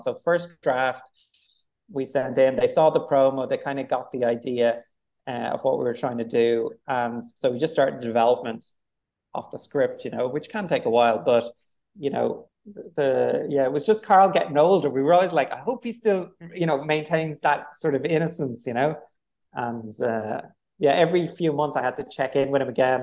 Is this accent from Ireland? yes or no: yes; Dublin, Leinster, Ireland; I'm from Dublin, I grew up in Dublin